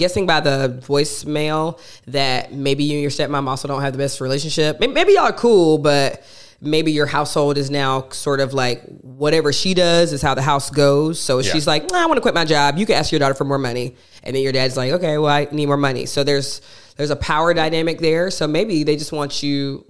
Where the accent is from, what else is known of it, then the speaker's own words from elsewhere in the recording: Athens, Georgia, United States; now in Atlanta, United States; I was born and raised in Athens, Georgia